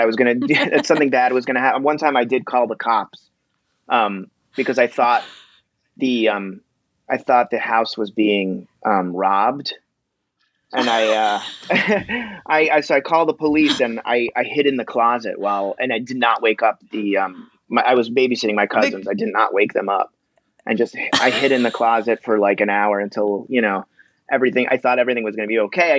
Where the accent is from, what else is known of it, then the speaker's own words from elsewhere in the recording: New York City, New York, United States; I grew up in Queens